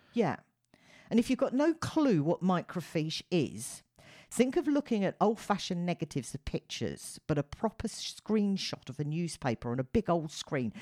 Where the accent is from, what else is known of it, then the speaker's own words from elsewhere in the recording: United Kingdom; as a Brit